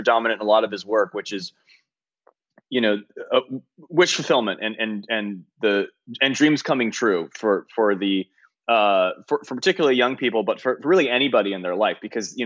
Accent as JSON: {"language": "English", "town": "San Francisco", "region": "California", "country": "United States", "tie": "born or raised there", "said": "growing up in the Bay Area"}